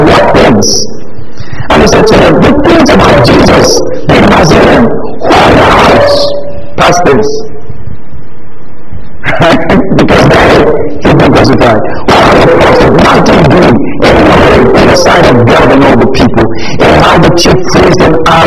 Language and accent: English; southern Nigeria, Nigeria; I grew up in the South, Southern Nigeria, most of us here grew up in the South